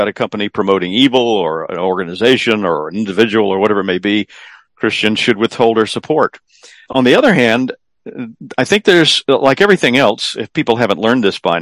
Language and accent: English; South Carolina, United States; here in my home state of South Carolina